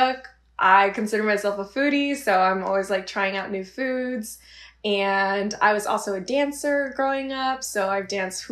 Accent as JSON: {"language": "English", "area": "Bay Area", "region": "California", "country": "United States", "tie": "born or raised there", "moved": "as an adult", "said": "growing up in the Bay Area, that's a melting pot of multiple cultures."}